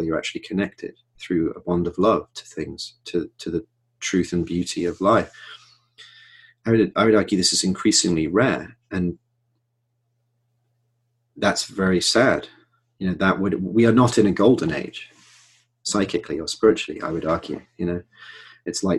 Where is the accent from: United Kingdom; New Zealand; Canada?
United Kingdom; Manchester, North West England; my hometown, Manchester